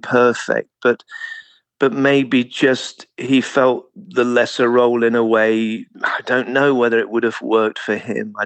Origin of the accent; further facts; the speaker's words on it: Mountsorrel, East Midlands, United Kingdom; I grew up in a very small village called Mount Sorrel, which is near to Loughborough in Leicestershire, in the East Midlands, so the middle of England